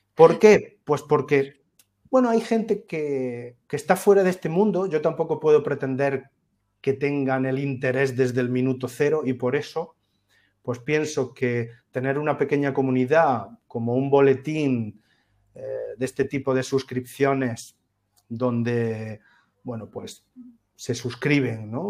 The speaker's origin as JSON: {"language": "Spanish", "town": "Úbeda", "region": "Andalusia", "country": "Spain", "said": "soy de Úbeda, soy una ciudad de provincias maravillosa, fantástica, es mi ciudad para siempre."}